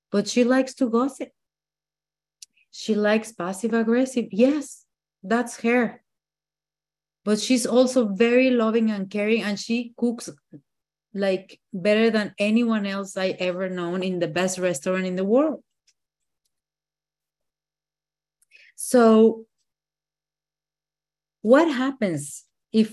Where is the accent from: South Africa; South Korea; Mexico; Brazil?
Mexico; Mexico City; English is a second language; moved away; I am from Mexico City.